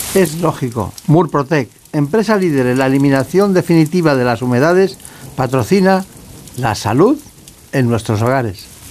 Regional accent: Campanet, Balearic Islands, Spain; Yo de un pueblo que se llama Campanet, en Mallorca.

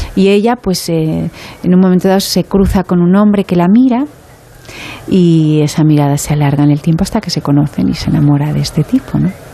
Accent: Barcelona, Catalonia, Spain; soy muy de Barcelona

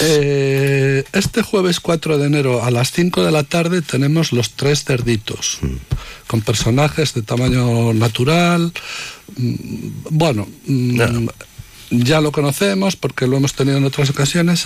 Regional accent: Medina de Rioseco, Castile and León, Spain; de mi pueblo, de Medina de Río Seco y alrededores

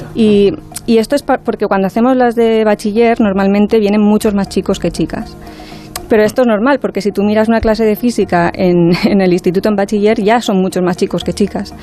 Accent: Spain; somos pues, dos españolas

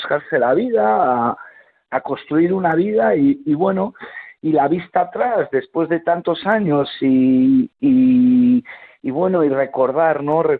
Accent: Basque Country, Spain; Yo vengo de una familia andaluza, granadina, nací en Euskadi, pero bueno, mis abuelos se trasladaron a, a Euskadi a buscarse, a buscarse la vida y, arrastraron a, mis padres

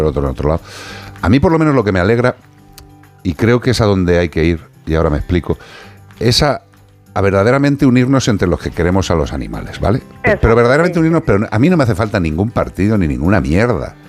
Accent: Galicia, Spain; yo soy tauro y gallego

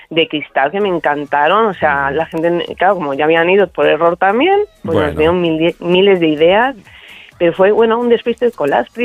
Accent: Barcelona, Catalonia, Spain; soy de Barcelona, ¿no?

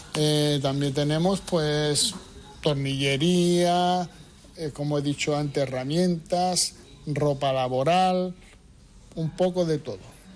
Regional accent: Ceuta, Spain; somos Ceutí, somos Caballa

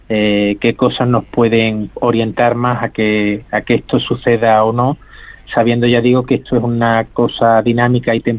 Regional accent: Andalusia, Spain; que, en, como andaluz a decirlo, ¿no? El folclore, ¿no? El, marketing que pueda tener alguna otra enfermedad, ¿no?

